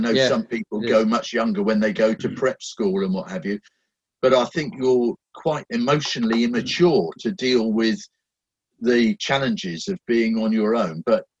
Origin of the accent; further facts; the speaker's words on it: England, United Kingdom; also born or lived in Germany; Actually, I was an army baby, so I was born in Germany. My dad was in the British forces in Germany, and I spent probably the first 10 years of my life shuffling backwards and forwards between England and Germany as his postings changed.